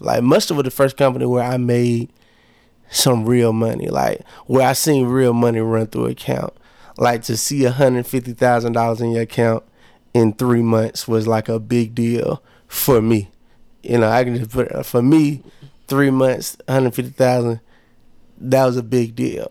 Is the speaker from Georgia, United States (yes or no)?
yes; Monroe, Georgia, United States; moved away as an adult; also born or lived in Lithonia, Georgia; now in Atlanta, United States; I'm from Monroe, Georgia, and I say that proudly because where I'm from, cats don't really be moving like I'm moving.